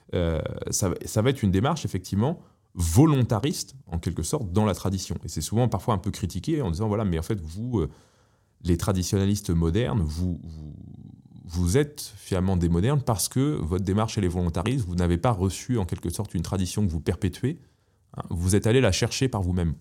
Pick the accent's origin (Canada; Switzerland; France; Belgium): France; Paris, Île-de-France; moved away; J'ai, grandi à Paris